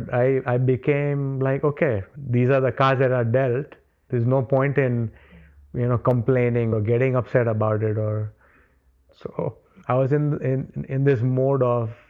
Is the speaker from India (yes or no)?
yes; India; moved away; Before all of this happened, growing up in India, you, you generally don't talk about illnesses.